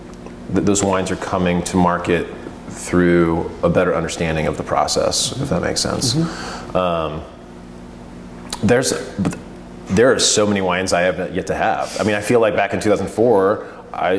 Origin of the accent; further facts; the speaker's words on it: Pennsylvania, United States; now in Oregon, United States; I hail from Pennsylvania